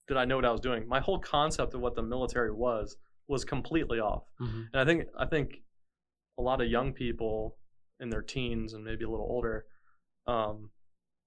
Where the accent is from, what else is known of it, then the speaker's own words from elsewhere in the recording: Tampa, Florida, United States; moved away as an adult; now in Wilmington, United States; originally from Florida, okay. Grew up in the Tampa Bay area